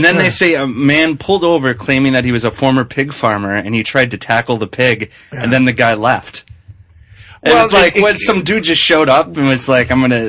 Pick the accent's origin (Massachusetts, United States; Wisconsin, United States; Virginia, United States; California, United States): Wisconsin, United States; Green Bay; now in Chicago, United States; I'm from Green Bay, but there's a reason why I live in Chicago.